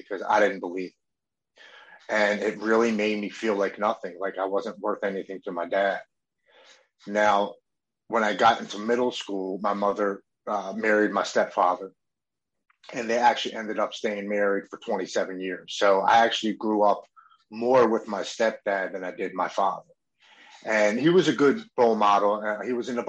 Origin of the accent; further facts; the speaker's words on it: Baltimore, Maryland, United States; I grew up here in Baltimore with Brandon Novak and Bucky Lassick